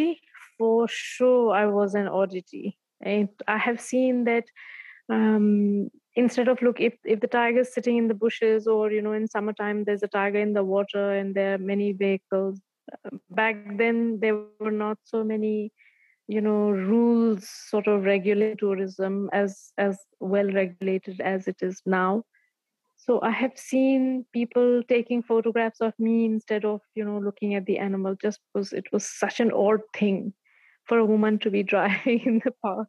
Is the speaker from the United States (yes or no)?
no; a village near Bandhavgarh, Madhya Pradesh, India; also born or lived in Delhi; the place where I get off to drive to my village